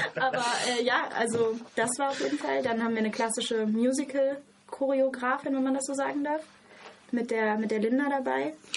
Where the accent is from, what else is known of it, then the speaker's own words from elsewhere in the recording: Hesse, Germany; moved away as an adult; now in Freiburg, Germany; ich bin gebürtige Hessin